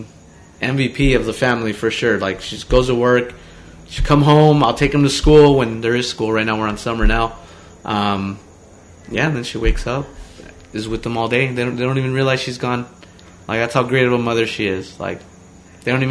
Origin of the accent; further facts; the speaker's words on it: Omaha, Nebraska, United States; we grew up in Omaha